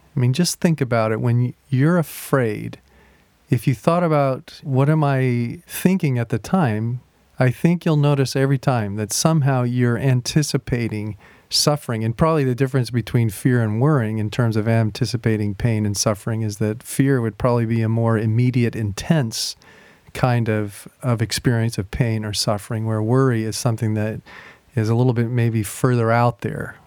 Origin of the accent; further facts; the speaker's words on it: United States; as American Christians